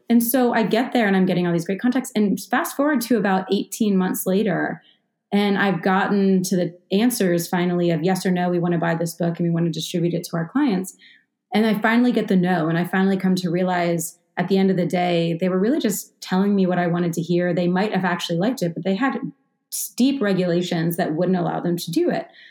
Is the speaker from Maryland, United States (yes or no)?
yes; Baltimore, Maryland, United States; being 18 when I grew up in Baltimore and going to the 18 and up clubs